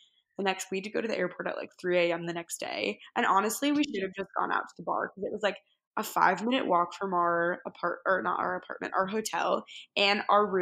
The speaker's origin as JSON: {"language": "English", "region": "New Jersey", "country": "United States", "said": "I'm from New Jersey. And so the school was about 40 minutes away from my house"}